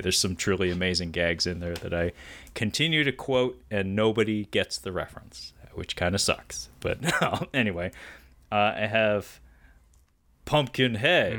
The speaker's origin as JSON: {"language": "English", "region": "Pacific Northwest", "country": "United States", "said": "I'm from the Pacific Northwest"}